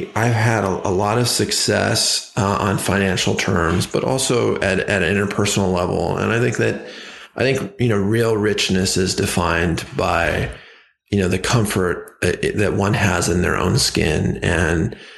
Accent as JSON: {"language": "English", "town": "Ojai", "region": "California", "country": "United States", "tie": "born or raised there", "said": "the town that I grew up on called in Ojai, California"}